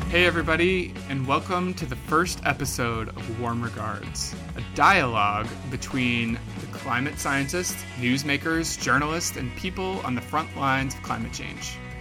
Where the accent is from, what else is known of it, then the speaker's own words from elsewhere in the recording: Kansas, United States; I grew up in Kansas, where that's pretty much all there is